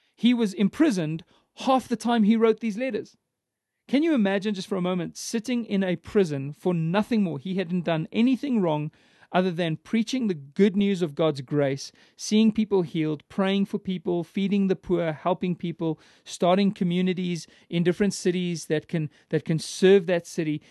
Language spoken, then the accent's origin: English; Johannesburg, Gauteng, South Africa; I was born in Johannesburg and, and raised in the city.